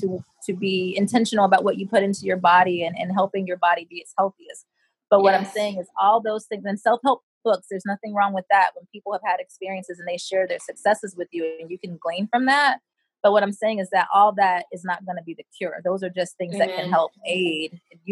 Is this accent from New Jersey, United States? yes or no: no; Rochester, New York, United States; born there; also born or lived in Europe / Japan / Florida / Connecticut; So I was born in Rochester, New York. My mom married a military person, and so I became a military brat at that point, and I've literally lived all over the world in Europe, in Japan, Florida, Connecticut